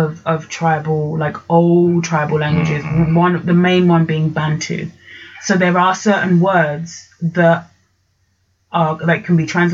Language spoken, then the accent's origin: English; England, United Kingdom; also born or lived in Kenya / Djibouti; I only actually came to England when I was 7.